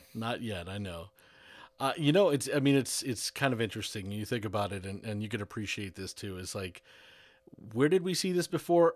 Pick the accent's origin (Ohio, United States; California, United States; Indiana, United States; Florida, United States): Florida, United States; Broward County; born or raised there